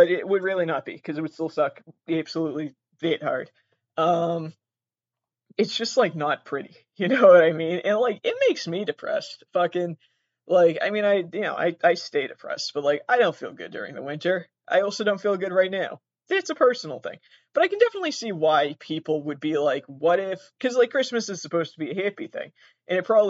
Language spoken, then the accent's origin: English; Massachusetts, United States; I live in Massachusetts